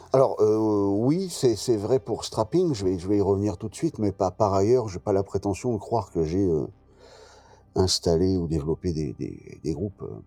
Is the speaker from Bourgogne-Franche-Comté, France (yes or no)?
no; Brest, Brittany, France; je suis breton, brestois, voilà, j'ai toujours été au contact de la mer